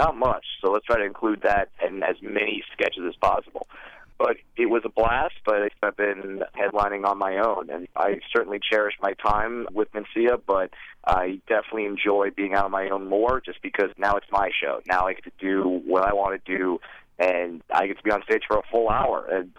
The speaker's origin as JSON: {"language": "English", "area": "Orange County", "region": "California", "country": "United States", "tie": "born or raised there", "said": "I was born and raised in Orange County, California"}